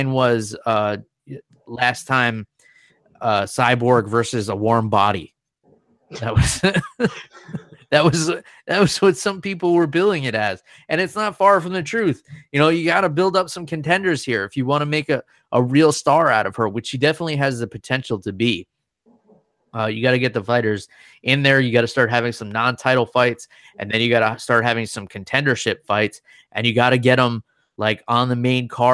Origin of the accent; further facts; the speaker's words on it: United States; I grew up right outside of New York City